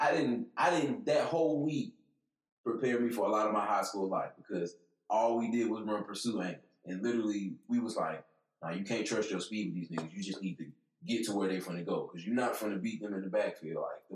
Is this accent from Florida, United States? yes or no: no; Baton Rouge, Louisiana, United States; I'm from Baton Rouge.